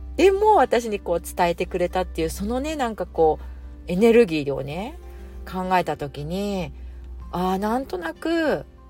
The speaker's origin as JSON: {"language": "Japanese", "country": "Japan", "moved": "yes", "lives_now": "Singapore", "said": "私がまあ一応日本人だし、日本わかるから"}